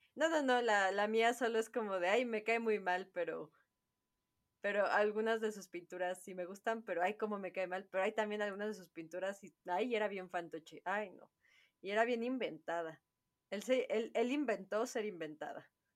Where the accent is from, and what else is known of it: Mexico